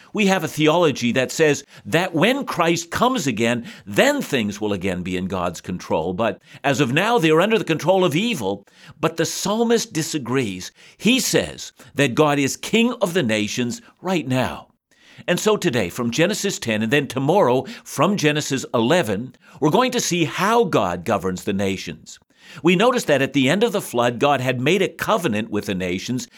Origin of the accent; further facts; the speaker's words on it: Canada; our nation, Canada, a new nation